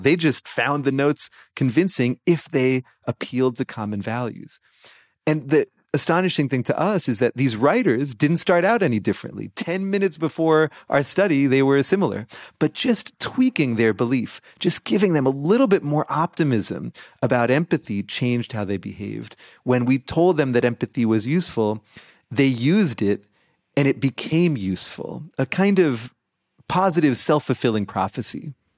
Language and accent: English; Boston, Massachusetts, United States; my Boston Celtics from my hometown